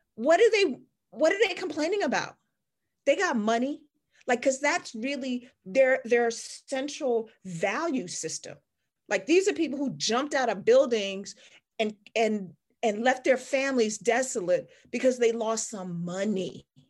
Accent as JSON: {"language": "English", "town": "Washington", "region": "District of Columbia", "country": "United States", "tie": "born or raised there", "said": "I grew up in Chocolate City. I grew up in Washington D.C. in the 70s"}